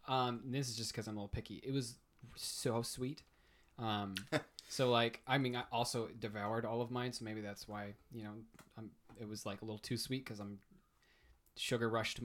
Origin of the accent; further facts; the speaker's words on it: Missouri, United States; moved away; I'm from Missouri.